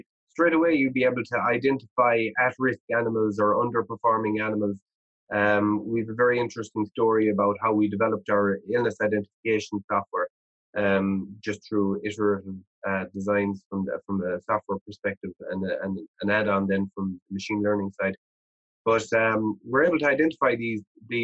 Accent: Ireland; moved away as an adult; now in Canada; I grew up in Ireland and I knew every farmer in our region

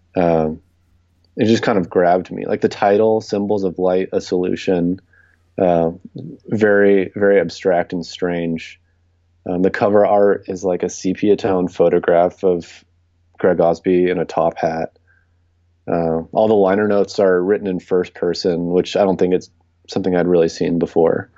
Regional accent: Southern California, United States; moved away as an adult; also born or lived in Rochester; now in New York City, United States; I grew up in Southern California

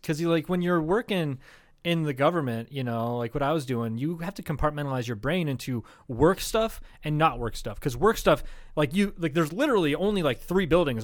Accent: Charles City, Iowa, United States; my hometown of Charles City, Iowa.

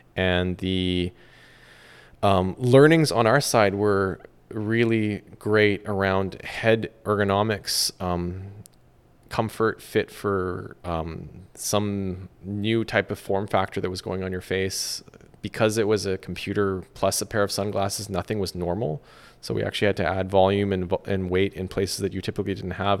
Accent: Vancouver, British Columbia, Canada; moved away as an adult; also born or lived in London / Silicon Valley; my hometown of Vancouver

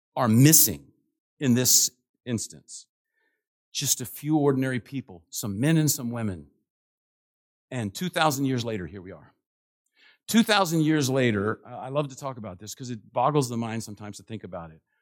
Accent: Washington, District of Columbia, United States; I'm from Washington, D C, and it's, goes strong in my blood

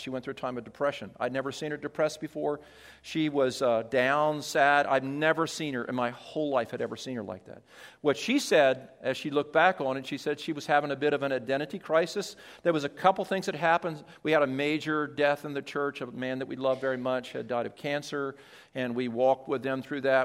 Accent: Delaware, United States; moved away; I was from Delaware

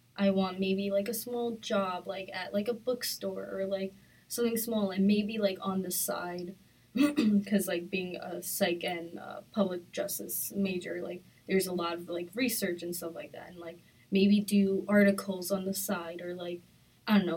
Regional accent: Long Island, New York, United States; I'm from Long Island.

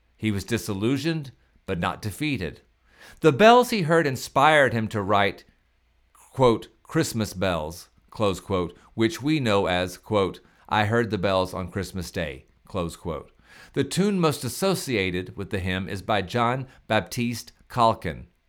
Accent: Pascagoula, Mississippi, United States; I am from Pascagoula, Mississippi

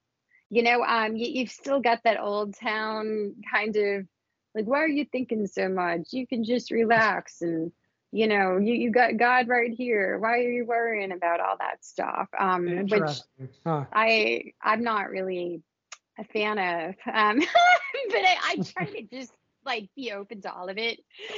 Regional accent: Fort Lauderdale, Florida, United States; also born or lived in Miami; I grew up in the South Florida area. I was born in Miami, and then we were hit by Hurricane Andrew, and then we moved to the suburbs of Fort Lauderdale.

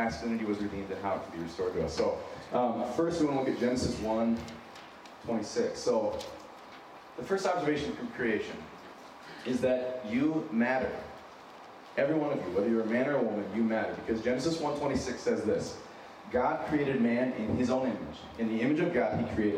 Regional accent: Wyoming, United States; accent: a little bit of a Minnesotan accent; also born or lived in San Diego, California; now in Minnesota, United States; I'm originally from San Diego, grew up in Wyoming. I have a little bit of a Minnesotan accent

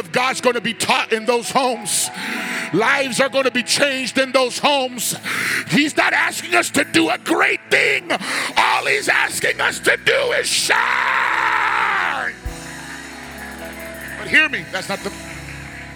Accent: Phoenix, Arizona, United States; I'm from South Phoenix. And we don't back down from anything.

